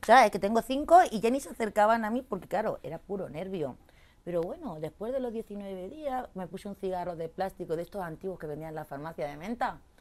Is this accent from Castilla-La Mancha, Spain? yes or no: no; Torrent, Valencian Community, Spain; now in Madrid, Spain; soy valenciana, porque no soy madrileña, soy valenciana de un pueblo que se llama Torrente.